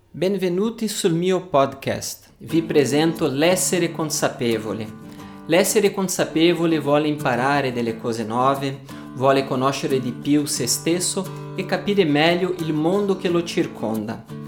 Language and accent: Italian; Brazil; Italian is a second language; also born or lived in Paris, France; now in Italy; sono brasiliano O vissuto a Parigi per dieci anni prima di trasferirmi in Italia, dove vivo da quasi un anno